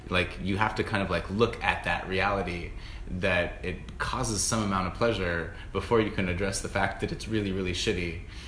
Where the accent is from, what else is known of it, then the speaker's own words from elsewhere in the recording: San Diego, California, United States; when I was a little baby gay growing up in San Diego